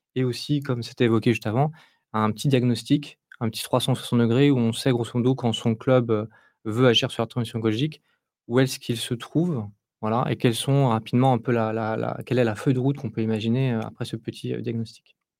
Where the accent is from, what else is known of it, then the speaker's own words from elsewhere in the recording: Île-de-France, France; je suis de l'Île-de-France, donc j'ai baigné dans, le foot euh, populaire dans mon enfance